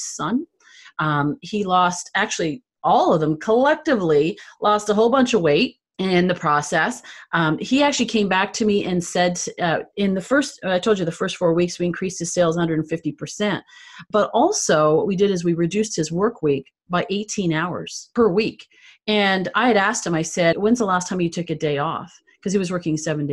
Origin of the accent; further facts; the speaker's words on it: Canada; I'm originally from Canada.